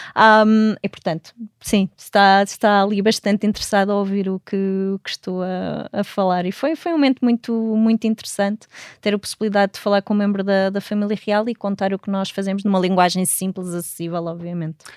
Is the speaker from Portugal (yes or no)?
yes; Portugal; moved away as an adult; also born or lived in Netherlands / Washington, D.C. / California; quando saí de Portugal, eu queria montar o primeiro laboratório de astrobiologia no nosso país